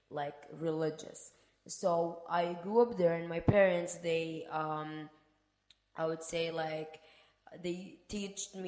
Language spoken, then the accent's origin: English; Sudan; English is a second language; moved away; I am not originally from there. I am from Sudan, Africa, and to be honest, I would say we like in Sudan we're more um, open-minded